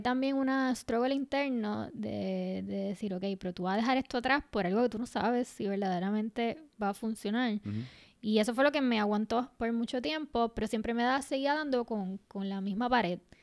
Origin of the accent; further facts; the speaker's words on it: Puerto Rico; lo que somos nosotras, las puertorriqueñas y las latinas